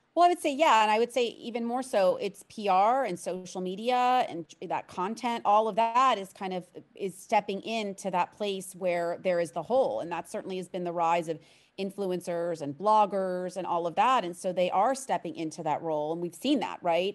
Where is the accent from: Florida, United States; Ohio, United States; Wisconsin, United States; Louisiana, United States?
Florida, United States; Miami; I'm a born and raised native of, of South Florida, of Miami